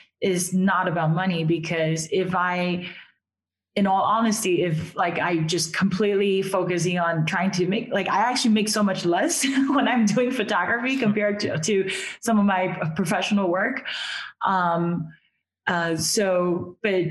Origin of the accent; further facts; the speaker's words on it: Taiwan; moved away; So I'm originally from Taiwan.